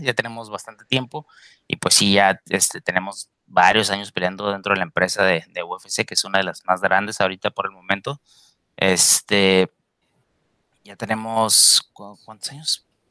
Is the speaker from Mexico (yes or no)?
yes; Mexico; now in United States; los mexicanos